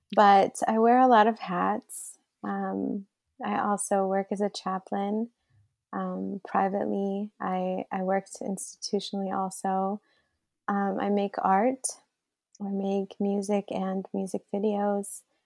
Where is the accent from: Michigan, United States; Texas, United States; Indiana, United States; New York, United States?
Michigan, United States; Flint; born or raised there; also born or lived in Riyadh, Saudi Arabia